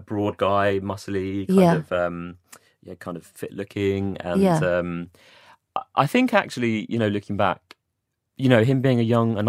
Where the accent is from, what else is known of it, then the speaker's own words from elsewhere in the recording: Watford, East of England, United Kingdom; born there; I was born in Watford. I was actually born in Watford.